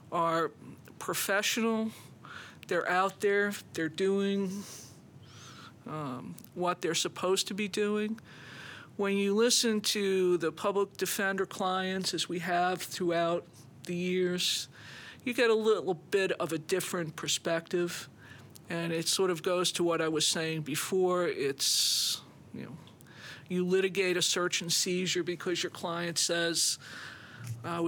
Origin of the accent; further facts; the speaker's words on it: New York, United States; moved away; I grew up in New York